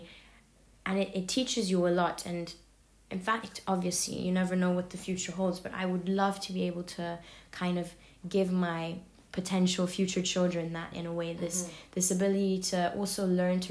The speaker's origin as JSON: {"language": "English", "region": "London", "country": "United Kingdom", "tie": "born or raised there", "moved": "yes", "said": "growing up in London"}